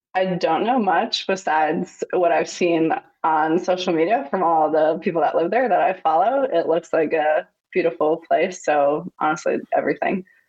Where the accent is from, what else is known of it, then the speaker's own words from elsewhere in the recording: Huntington, New York, United States; I'm from Huntington, New York, which is on Long Island